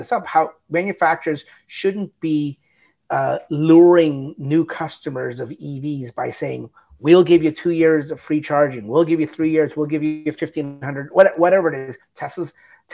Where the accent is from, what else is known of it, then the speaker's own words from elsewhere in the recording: Canada; We're Canadian.